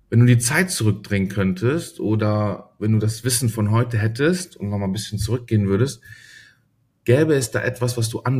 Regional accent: Germany; Ah, ich, also ich sehe mich, also ich sag zweimal, ich bin Deutscher, aber ich habe schon, ich bin, glaube ich, auch zu

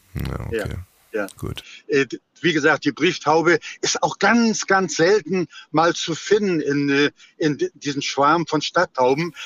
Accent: Rostock, Mecklenburg-Vorpommern, Germany; ich komme aus Rostock-Warnemünde

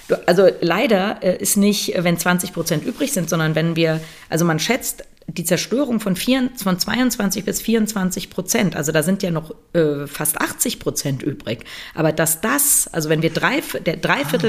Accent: Germany; bei uns in Deutschland

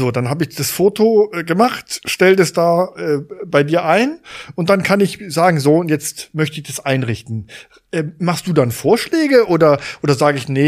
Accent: France; German is a second language; ja als Franzose besser als du wahrscheinlich.

